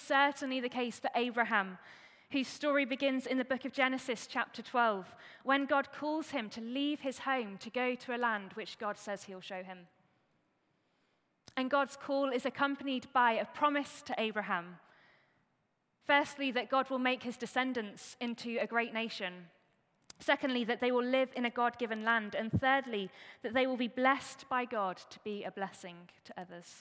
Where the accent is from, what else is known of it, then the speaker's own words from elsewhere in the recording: Staffordshire, West Midlands, United Kingdom; I grew up in Staffordshire in the Midlands